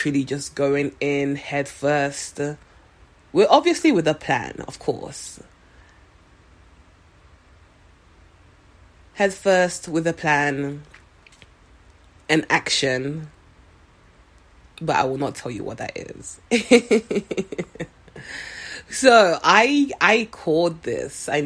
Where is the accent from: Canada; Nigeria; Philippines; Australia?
Nigeria; also born or lived in London; now in Seattle, United States; I am originally from Nigeria. Spent a few years in London, then moved to Seattle about 3-4 years ago